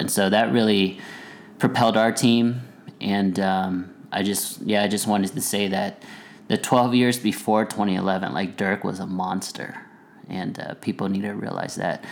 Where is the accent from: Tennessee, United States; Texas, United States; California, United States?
Texas, United States; Plano; we grew up in Plano, so a suburb outside of Dallas